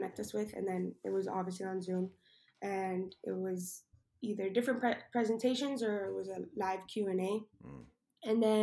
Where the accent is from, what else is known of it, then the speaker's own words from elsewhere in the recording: Miami, Florida, United States; moved away as an adult; also born or lived in New Jersey; now in Springfield, Missouri, United States; I'm from Miami, Florida